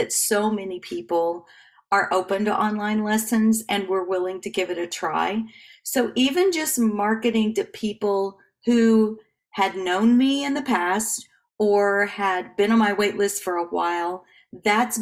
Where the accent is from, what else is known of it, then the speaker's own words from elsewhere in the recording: Northern Oklahoma, United States; I'm from Northern Oklahoma